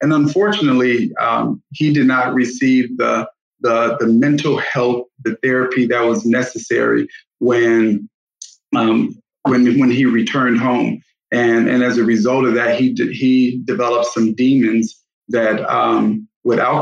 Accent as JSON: {"language": "English", "town": "Gary", "region": "Indiana", "country": "United States", "tie": "born or raised there", "said": "I grew up in Gary, Indiana"}